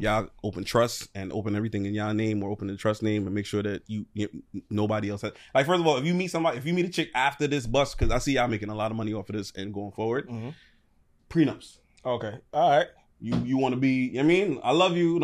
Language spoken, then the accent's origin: English; New York City, New York, United States; I'm from Brooklyn. My family's from Guyana.